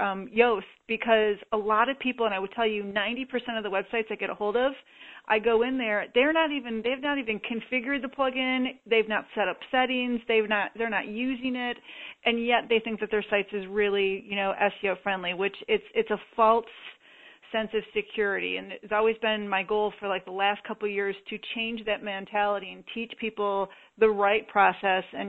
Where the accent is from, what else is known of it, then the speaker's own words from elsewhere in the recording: Michigan, United States; I grew up in Michigan